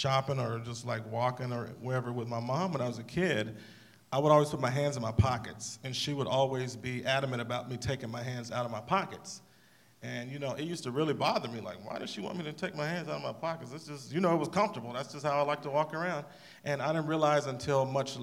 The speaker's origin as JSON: {"language": "English", "region": "the South", "country": "United States", "tie": "born or raised there", "also_born_or_lived": "Nashville", "moved": "as an adult", "lives_now": "Los Angeles, United States", "said": "since I grew up in the South, it's a way of life."}